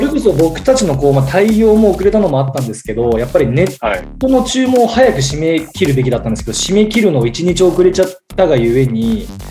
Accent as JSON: {"language": "Japanese", "region": "Ishikawa", "country": "Japan", "tie": "born or raised there", "said": "地元まああのうちは石川県ですけど"}